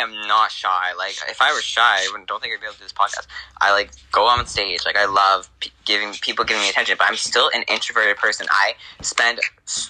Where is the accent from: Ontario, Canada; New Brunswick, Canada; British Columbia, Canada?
New Brunswick, Canada; moved away; also born or lived in Alberta; I'm French. I'm from New Brunswick.